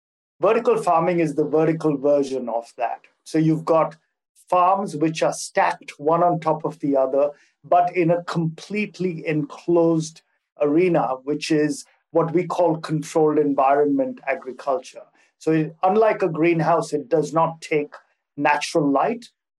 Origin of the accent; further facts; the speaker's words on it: Singapore; also born or lived in Hong Kong / India; now in Geneva, Switzerland; I am a Singaporean of Indian origin, so I have a little bit of a world citizenship built into me. And I've been living in Switzerland for the past 12 years, having lived in Singapore before this for about 15 years